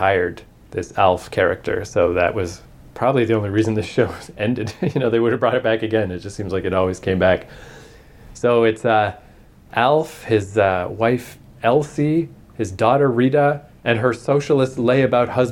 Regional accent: Canada; we're Canadian

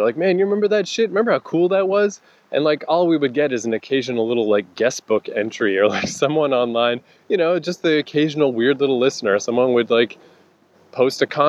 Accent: Fredericton, New Brunswick, Canada; moved away; my hometown, it's Fredericton, New Brunswick

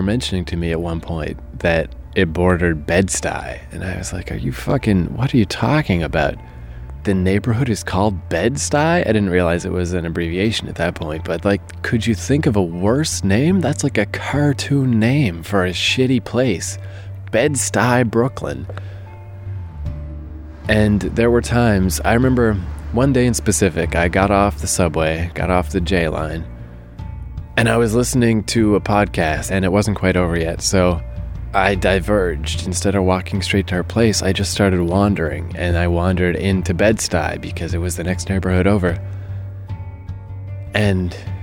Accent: Canada; now in New York, United States; Growing up in Canada

